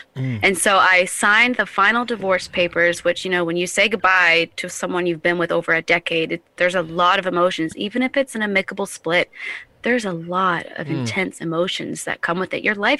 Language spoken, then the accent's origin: English; New Hampshire, United States; also born or lived in Indiana / Florida / Colorado; now in South Carolina, United States; I was born and partially raised in southern Indiana. Oh. And then I grew up in New Hampshire. And then I lived here in Carolina, South Carolina. Then I lived in the Florida Keys and Colorado.